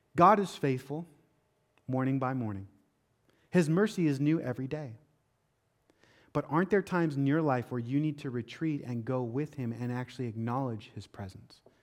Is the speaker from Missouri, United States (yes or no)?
no; Seattle, Washington, United States; now in Florida, United States; growing up in Seattle